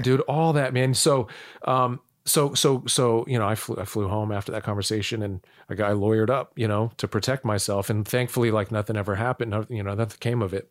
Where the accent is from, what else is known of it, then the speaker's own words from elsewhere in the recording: United States; also born or lived in North Dakota / Illinois / Florida; I was born in North Dakota. I, I was raised, um, in Illinois and Florida